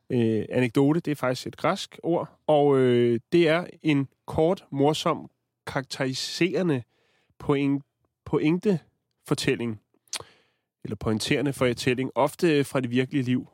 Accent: Denmark; vi kommer fra Danmark

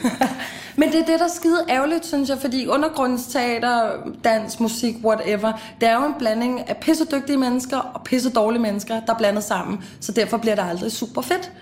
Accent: Copenhagen, Capital Region of Denmark, Denmark; also born or lived in Amager; Jeg har gået i folkeskole på Christianshavn, gået på gymnasie på Christianshavn. Nu bor jeg på Amager

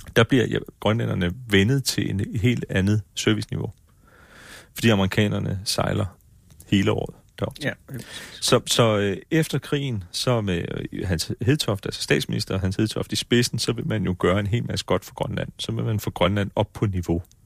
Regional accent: Faaborg, Southern Denmark, Denmark; jeg kommer fra Forborg

